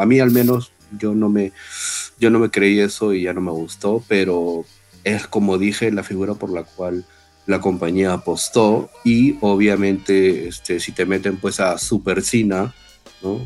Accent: Peru; somos este, peruanos

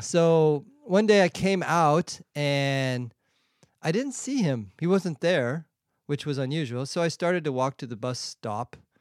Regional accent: San Diego, California, United States; moved away as an adult; also born or lived in Europe; now in Shanghai, China; I grew up in San Diego

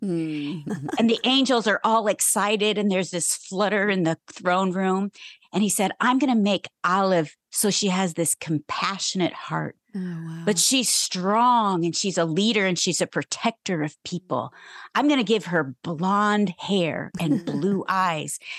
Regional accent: Ohio, United States; I grew up in Ohio

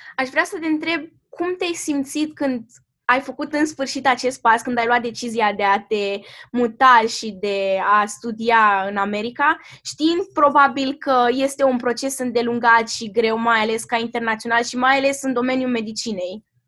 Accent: Romania; lumea în care am trăit noi ca și români

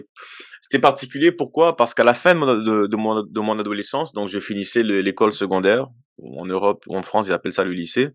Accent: DR Congo; now in Quebec, Canada; je suis originaire de la République démocratique du Congo. Euh, Aujourd'hui, je vis au Canada depuis 22 euh, ans déjà

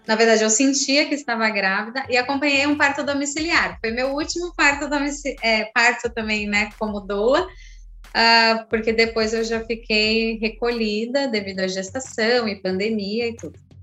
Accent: São José, Brazil; now in Praia Grande, Brazil; eu vivi o meu parto lá em São José, é, eu cheguei na maternidade muito tranquila

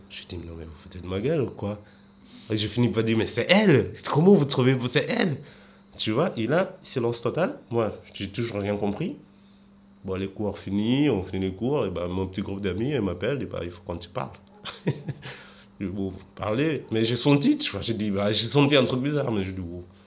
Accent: Mozambique; moved away as an adult; now in Paris, France; ma vie, elle était bien en Mozambique

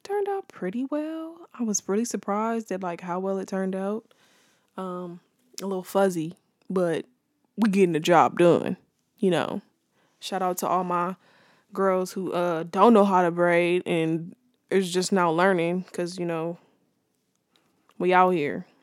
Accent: Los Angeles, California, United States; I'm from South Central California. Um, born and raised

